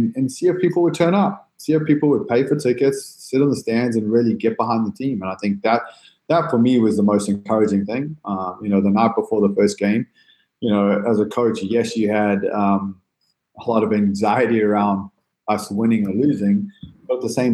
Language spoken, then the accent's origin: English; San Diego, California, United States; I'm an American, love America, love San Diego